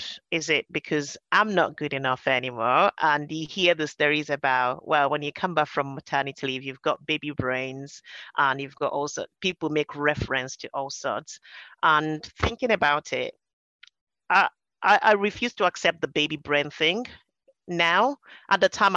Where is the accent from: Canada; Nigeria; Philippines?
Nigeria; moved away as an adult; now in United Kingdom; I came over from Nigeria and we grew up speaking English.